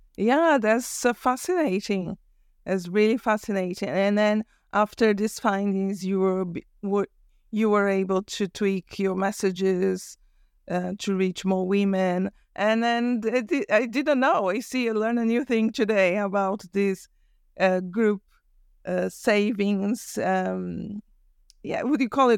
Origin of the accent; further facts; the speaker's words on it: Brazil; moved away; I'm from Brazil originally.